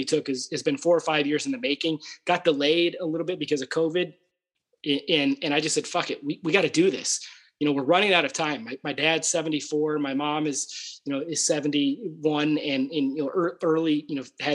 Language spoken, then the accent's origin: English; Aberdeen, Scotland, United Kingdom; moved away; I was born in 1979, in Aberdeen and, you know, grew up there